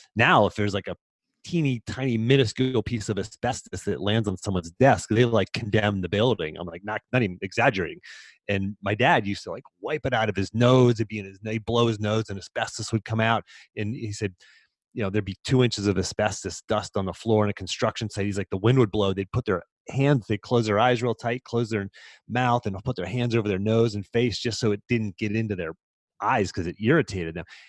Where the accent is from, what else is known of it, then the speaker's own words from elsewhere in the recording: about a half an hour north of Pittsburgh, Pennsylvania, United States; I grew up about a half an hour north of Pittsburgh.